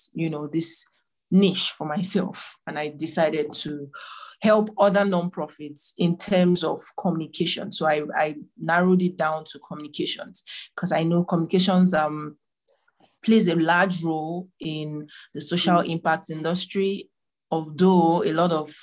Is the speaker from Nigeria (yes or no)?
yes; Abia, Nigeria; now in Abuja, Nigeria; I'm from Nigeria, but in another state called Abia State.